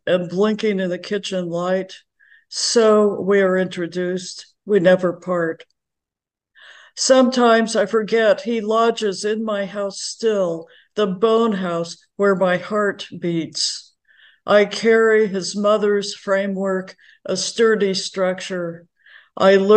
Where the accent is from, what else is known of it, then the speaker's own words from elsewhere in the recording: Kansas, United States; now in Northern California, United States; I grew up in Kansas, a fifth generation Kansan on three sides